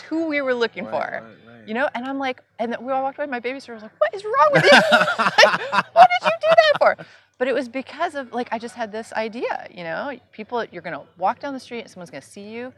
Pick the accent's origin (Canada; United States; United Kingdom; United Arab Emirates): United States; New York City, New York; I grew up in New York City